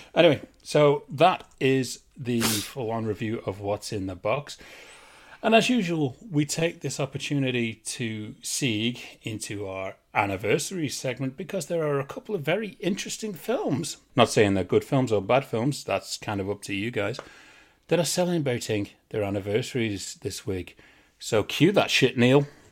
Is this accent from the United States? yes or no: no; England, United Kingdom; I'm English.